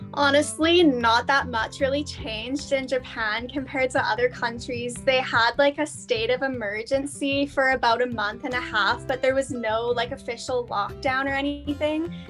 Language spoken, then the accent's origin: English; Canada; moved away as an adult; It was pretty easy as a Canadian, I think, because like the they're Commonwealth countries, so it's quite easy to for me to apply for Australia